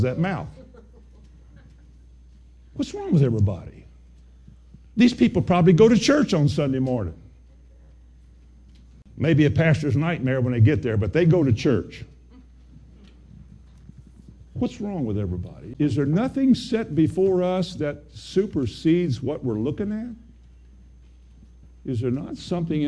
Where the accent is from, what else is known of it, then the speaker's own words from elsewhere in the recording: Kentucky, United States; I'm from Kentucky.